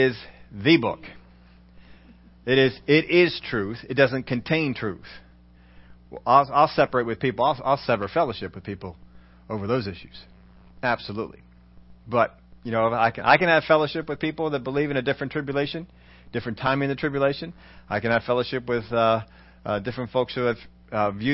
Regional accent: United States; We're all Americans.

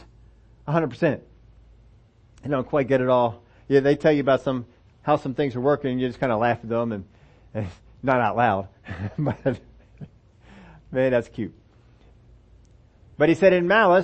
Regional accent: Pennsylvania, United States; moved away as an adult; also born or lived in Oklahoma

